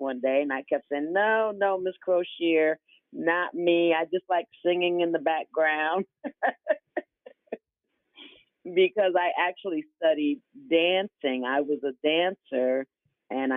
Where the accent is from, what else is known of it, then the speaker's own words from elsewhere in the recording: Bloomfield, Connecticut, United States; also born or lived in Nashville, Tennessee; I loved living and growing up in Bloomfield, Connecticut